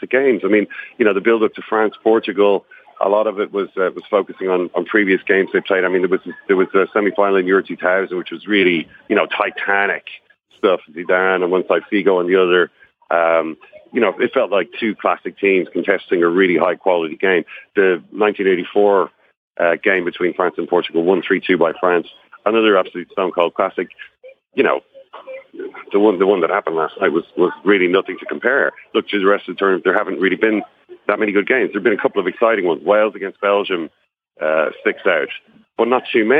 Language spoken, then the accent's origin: English; Ireland; I'm from Ireland